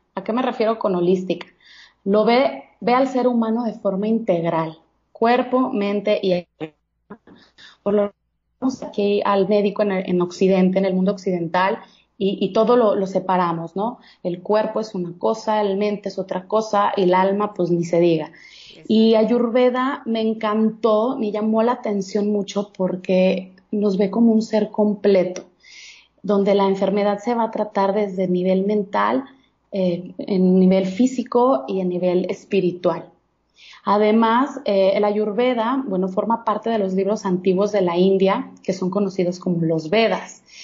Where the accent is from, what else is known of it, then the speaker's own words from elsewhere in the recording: Guadalajara, Jalisco, Mexico; also born or lived in Monterrey; now in Mexico City, Mexico; yo soy de Guadalajara, Jalisco soy tapatía